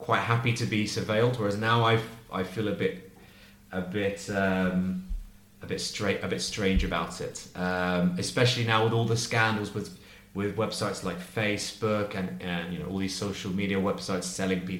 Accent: London, United Kingdom; now in Spain; I'm from London, so in London we have a lot of surveillance

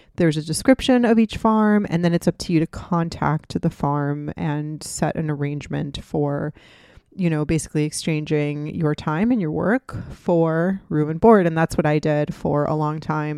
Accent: Miami, Florida, United States; also born or lived in Gainesville, Florida / Tampa, Florida / Boston / Redondo Beach, California; I was born and raised in Miami. and I'm living back in Miami now

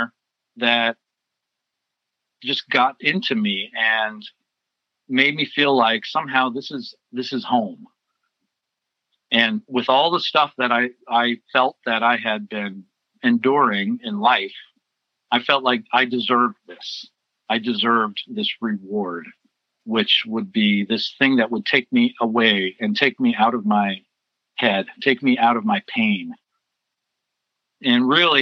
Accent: Foster City, California, United States; also born or lived in San Francisco; I grew up in Foster City in the Bay Area. I was born in San Francisco and grew up in on the peninsula

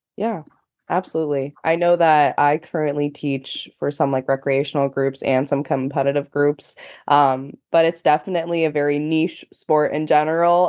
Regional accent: United States; i have personally never experienced a world championship in my home country

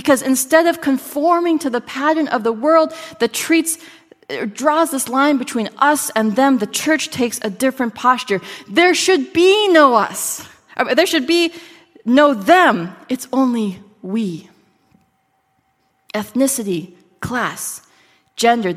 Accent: Minnesota, United States; I grew up in Minnesota

